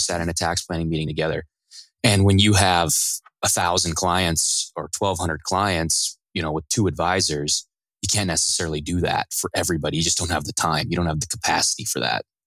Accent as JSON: {"language": "English", "town": "Riverton", "region": "Wyoming", "country": "United States", "tie": "born or raised there", "moved": "as an adult", "lives_now": "Michigan, United States", "said": "I grew up in a little town in the middle of Wyoming called Riverton, heart of the mountains and uh, the Rocky Mountains."}